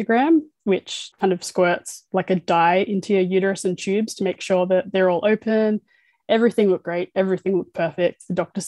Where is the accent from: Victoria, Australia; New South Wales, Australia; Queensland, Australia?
New South Wales, Australia; Sydney; my partner is Amanda and we're from Cronulla in Sydney